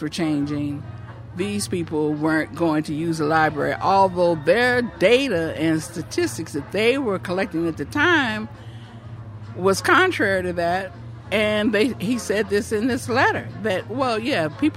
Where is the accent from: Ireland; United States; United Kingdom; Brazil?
United States; Oakland, California; I grew up in this neighborhood